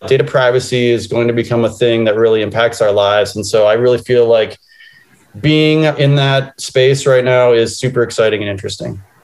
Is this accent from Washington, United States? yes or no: no; Minneapolis, Minnesota, United States; I grew up in Minneapolis, Minnesota, I went to the University of Minnesota